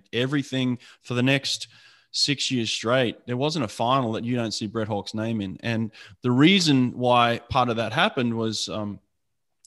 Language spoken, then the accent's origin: English; Sydney, New South Wales, Australia; I grew up in Sydney